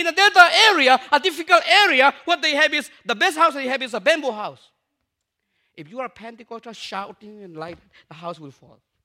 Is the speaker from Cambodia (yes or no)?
no; Myanmar; also born or lived in India; I'm from Burma